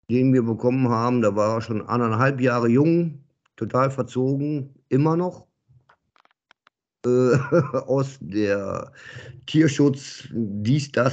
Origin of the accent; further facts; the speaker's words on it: Dinslaken, North Rhine-Westphalia, Germany; born there; Ich bin gebürtig aus Dienstlagen, Ecke Grenze Oberhausen, Duisburg halt die Ecke, also fast Ruhrportler tatsächlich.